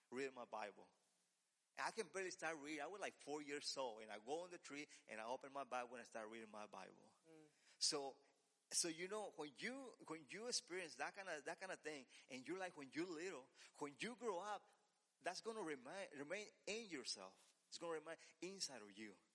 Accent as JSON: {"language": "English", "country": "Mexico", "tie": "born or raised there", "moved": "yes", "said": "since I'm from Mexico, I used to uh, my, the church was in Mexico was in the same in the same uh, land that we have our house"}